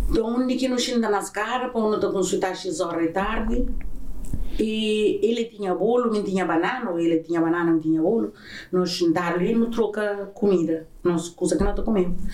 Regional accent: Azores, Portugal; born there; Eu nasci na São Miguel.

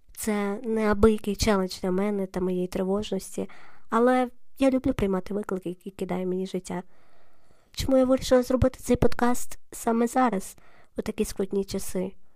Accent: Lviv, Lviv Oblast, Ukraine; я львів'янка

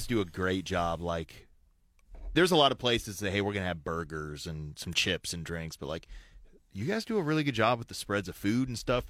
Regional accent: Idaho, United States; I've been to Idaho. I was born in Idaho.

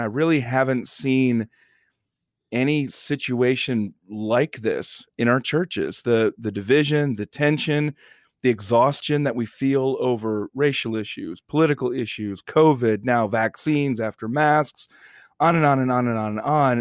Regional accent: United States; as an American

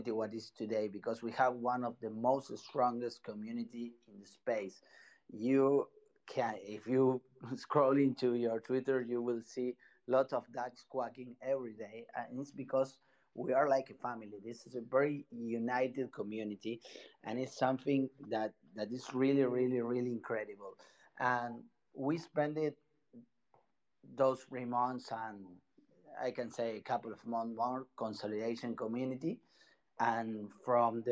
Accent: Buenos Aires, Argentina; English is a second language; Sorry if my English is not so clear. I'm from Buenos Aires, Argentina

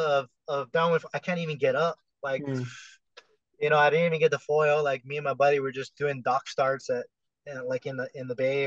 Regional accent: Hawaii, United States; I'm from Hawaii.

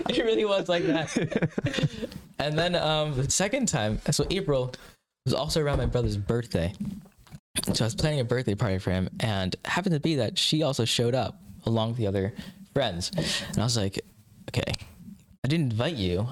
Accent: Kansas, United States; also born or lived in Mumbai, India / Alaska; when I was like five or so, I think five and a half maybe, I moved down to Kansas

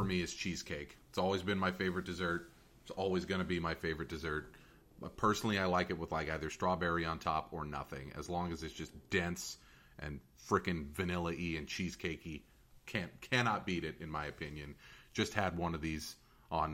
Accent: Fremont, California, United States; my hometown in Niles

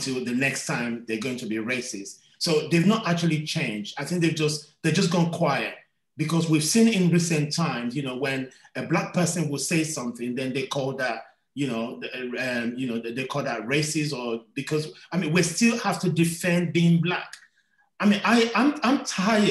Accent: London, United Kingdom; I was born in London

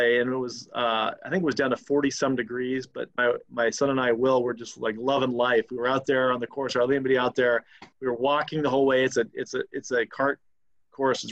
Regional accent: Yakima, Washington, United States; moved away as an adult; also born or lived in Notre Dame, Indiana; now in Chicago, United States; I grew up in Yakima, Washington, and then went to law school at Notre Dame

